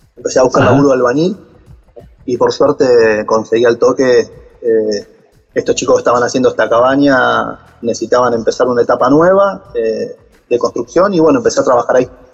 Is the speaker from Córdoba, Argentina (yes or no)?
no; Caseros, Buenos Aires Province, Argentina; yo soy de Buenos Aires, de la zona de Caseros, partido 3 de febrero